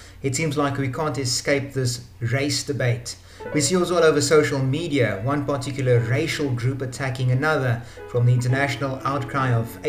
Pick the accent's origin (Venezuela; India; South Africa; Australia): South Africa